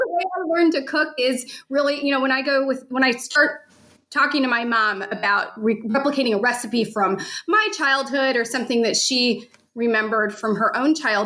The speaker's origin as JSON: {"language": "English", "town": "St. Louis", "region": "Missouri", "country": "United States", "tie": "born or raised there", "said": "I was born and raised in St. Louis"}